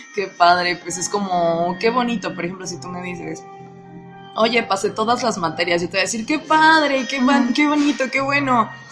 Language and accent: Spanish; Mexico; tengo 23 años y soy de México.